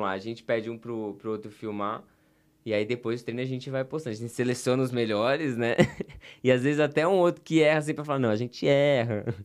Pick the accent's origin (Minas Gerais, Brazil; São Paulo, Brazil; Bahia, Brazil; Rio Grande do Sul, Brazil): São Paulo, Brazil; also born or lived in Rio de Janeiro; eu sou de São Paulo